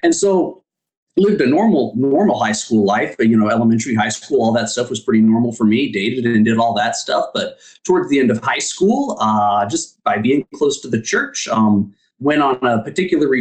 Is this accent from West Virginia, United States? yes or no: no; Cheyenne, Wyoming, United States; now in Newcastle, United States; Dad was military. That moved us to Cheyenne when I was really young, and that was the only place I remember. So okay. Yeah, raised in Cheyenne